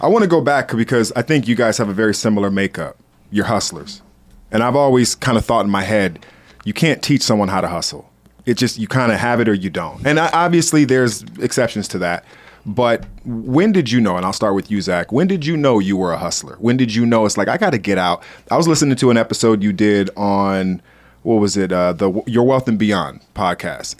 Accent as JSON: {"language": "English", "town": "Los Angeles", "region": "California", "country": "United States", "said": "I'm from a, a, a, a gangster area in L"}